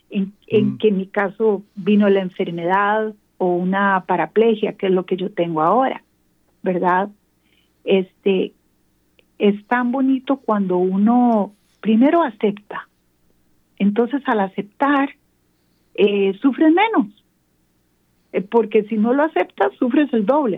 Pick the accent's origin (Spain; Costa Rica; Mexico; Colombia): Costa Rica; San José; moved away as an adult; now in Atlanta, United States; yo soy de Costa Rica, de San José, Costa Rica, pero actualmente vivo en Atlanta